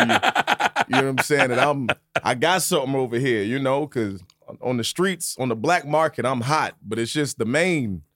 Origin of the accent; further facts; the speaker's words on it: Virginia, United States; moved away; also born or lived in New York City; I'm from Virginia